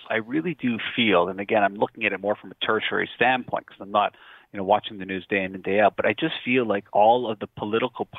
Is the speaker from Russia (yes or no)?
no; Canada; how proud I am to be Canadian and how much I love being Canadian